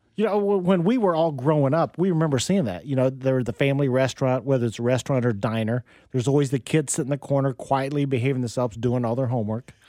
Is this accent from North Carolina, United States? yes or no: no; Wichita, Kansas, United States; I grew up in Wichita, you know, back in the seventies